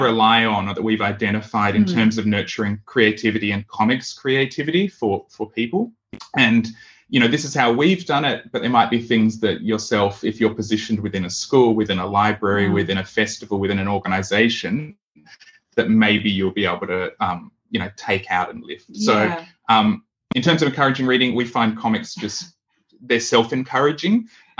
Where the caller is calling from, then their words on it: Western Australia, Australia; We're from Western Australia, we're calling, and we're on the land of the Whadjuk Noongar people.